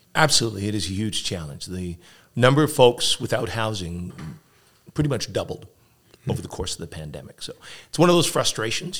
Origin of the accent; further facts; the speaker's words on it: Edmonton, Alberta, Canada; I grew up here in Edmonton.